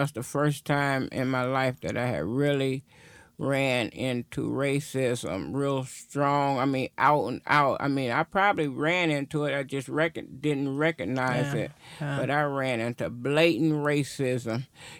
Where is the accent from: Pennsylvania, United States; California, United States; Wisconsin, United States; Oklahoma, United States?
Wisconsin, United States; Milwaukee; also born or lived in Chicago, Illinois; I was born in Chicago, Illinois, Cook County Hospital. I don't think at that time there was any other. And my family moved here. We moved here to Milwaukee. I think I was like 8 or 9 when I got here.